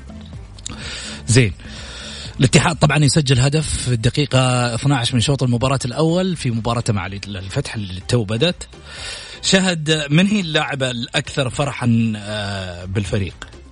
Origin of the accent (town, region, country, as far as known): Saudi Arabia